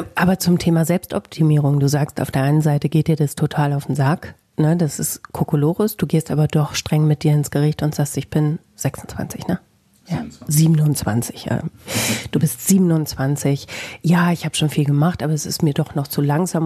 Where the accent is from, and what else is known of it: Bielefeld, North Rhine-Westphalia, Germany